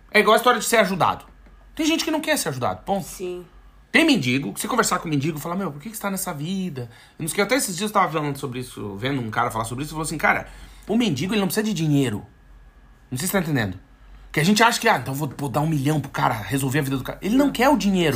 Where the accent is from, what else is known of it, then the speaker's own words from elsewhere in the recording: South Region, Brazil; moved away as an adult; Ou a gente que é do Sul